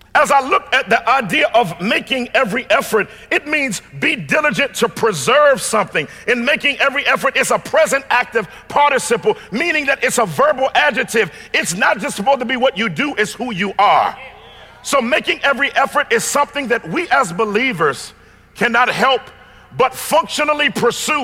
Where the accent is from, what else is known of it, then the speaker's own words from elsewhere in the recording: Washington, District of Columbia, United States; I come from Chocolate City, Washington, D.C.